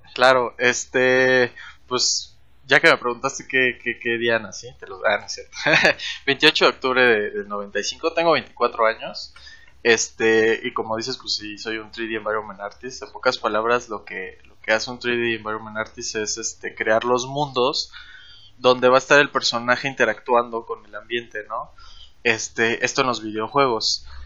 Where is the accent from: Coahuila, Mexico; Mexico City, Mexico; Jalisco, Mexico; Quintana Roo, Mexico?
Quintana Roo, Mexico; Chetumal; yo nací en la capital porque piensan que Cancún es la capital, pero no, ahora viene aquí la idea de que Chetumal es la capital. Yo nací ahí